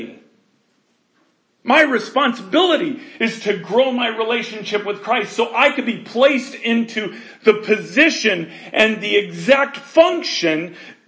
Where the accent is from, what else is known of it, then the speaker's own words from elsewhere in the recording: United States; we were raised in America